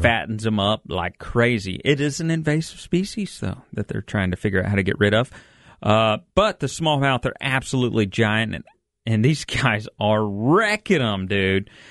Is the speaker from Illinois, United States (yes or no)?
no; Texas, United States; I'm from Texas.